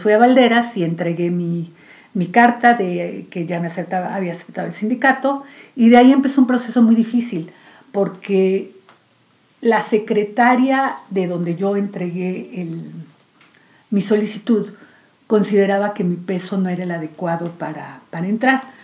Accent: Mexico City, Mexico; yo nací aquí en Ciudad de México

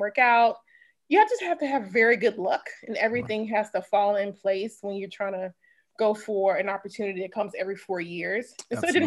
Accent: Natchez, Mississippi, United States; accent: Mississippi; moved away as an adult; also born or lived in Stanford, California / Atlanta, Georgia / South Carolina / Dallas, Texas; I'm born and raised in Natchez, Mississippi, spent 18 years there

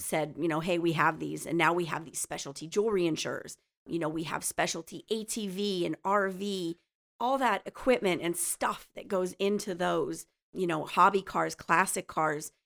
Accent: Plymouth, Pennsylvania, United States; also born or lived in Kingston, Pennsylvania; now in Swoyersville, United States; I grew up in Plymouth

